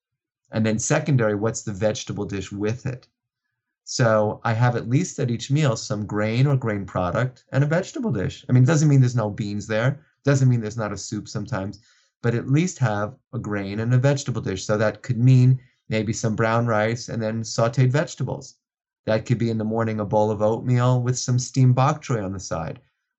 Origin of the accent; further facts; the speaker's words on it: New York City, New York, United States; growing up in New York, in Brooklyn, New York